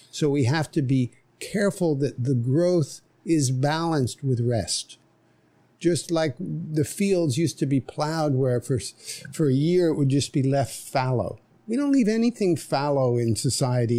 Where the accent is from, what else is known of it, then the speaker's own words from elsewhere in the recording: New York City, New York, United States; moved away as an adult; now in Nosara, Costa Rica; I grew up in New York City